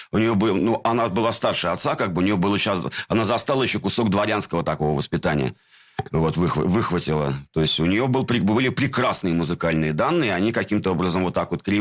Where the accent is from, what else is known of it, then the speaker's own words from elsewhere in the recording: Saint Petersburg, Russia; born there; Где ты родился? В городе Ленинград.